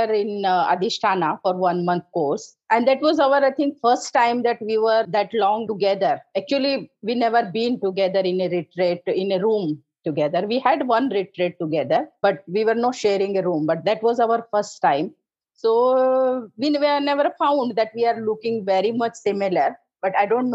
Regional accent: Uttar Pradesh, India; moved away as an adult; now in Pune, India; my native place is, I'm from North India. It's called Uttar Pradesh

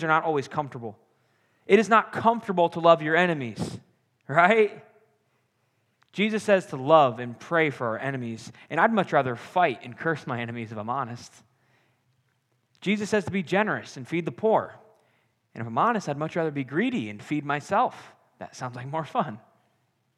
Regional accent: Iowa, United States; moved away as an adult; I grew up in Iowa, so it's a little some farms.

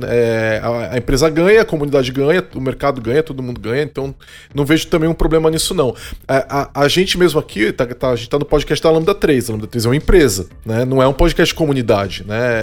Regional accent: Brazil; Nós somos brasileiros

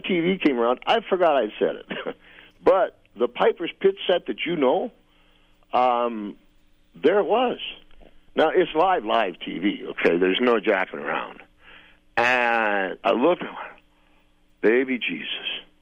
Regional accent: Saskatoon, Saskatchewan, Canada; I was born in Saskatoon.

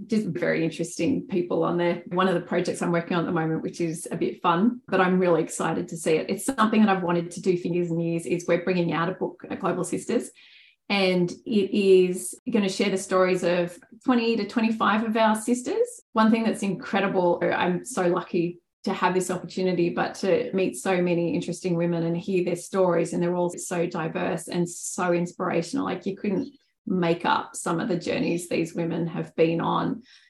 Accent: Australia; as an Australian

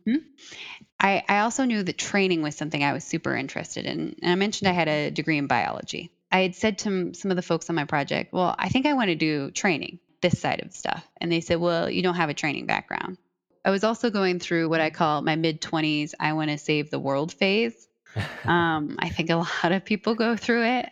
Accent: Iowa, United States; I'm originally from Iowa

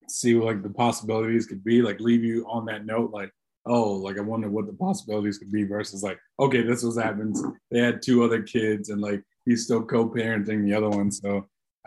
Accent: the South, United States; growing up in the South

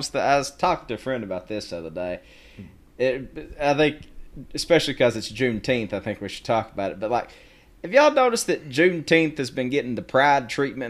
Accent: Whitesburg, Kentucky, United States; I'm from Whitesburg, fucking Kentucky

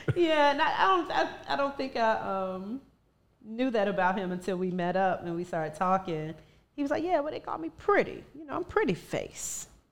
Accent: Ivor, Virginia, United States; now in DMV area, United States; from my hometown, from Virginia

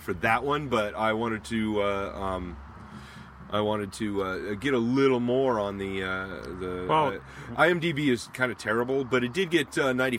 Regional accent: United States; I'm American

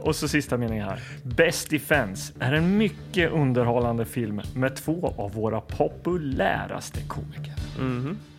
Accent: Linköping, Östergötland, Sweden; Hallgatan där jag växte upp

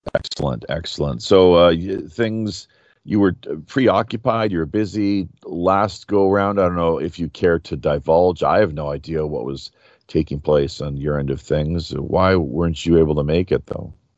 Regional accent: Canada; moved away as an adult; now in South Korea; growing up in Canada

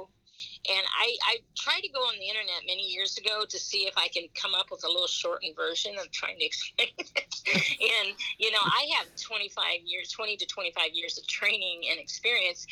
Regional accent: Fort Wayne, Indiana, United States; I'm from Fort Wayne, Indiana, too

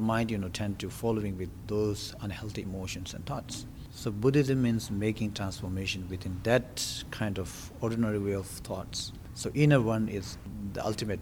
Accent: India; I was born in India, just, you know, nearby the monasteries. And then I joined with the monastery when I was 9

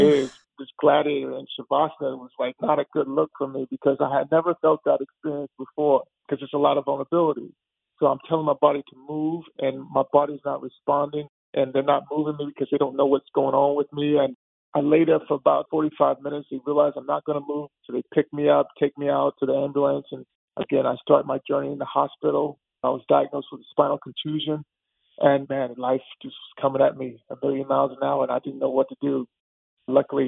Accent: Texas, United States; I grew up in Texas

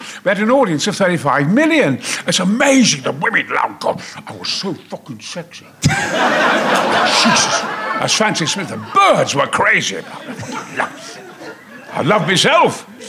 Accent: Goldthorpe, Yorkshire and the Humber, United Kingdom; also born or lived in Mexborough; I'm the son of a coal miner in Goldthorpe. I was born in Mexborough, lived in Goldthorpe, Probert Avenue, Flying Scotsman and all that. And I was a war baby.

